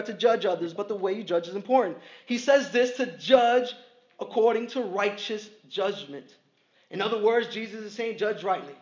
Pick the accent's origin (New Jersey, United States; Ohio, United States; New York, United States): New York, United States; New York City; I'm from Brooklyn